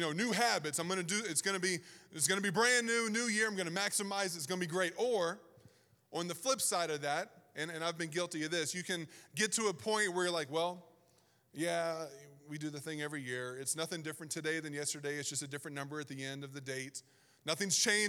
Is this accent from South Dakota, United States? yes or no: no; Southern Virginia, United States; moved away as an adult; also born or lived in Pacific Northwest; I grew up born and raised in Southern Virginia